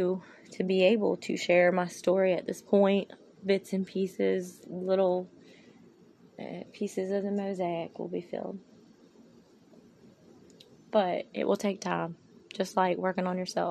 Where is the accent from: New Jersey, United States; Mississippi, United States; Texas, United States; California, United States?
Mississippi, United States; I am from Mississippi